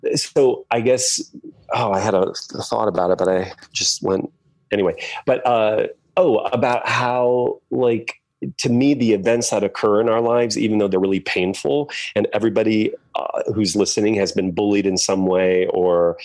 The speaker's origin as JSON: {"language": "English", "region": "Indiana", "country": "United States", "tie": "born or raised there", "moved": "yes", "said": "I grew up in Indiana, a Hoosier."}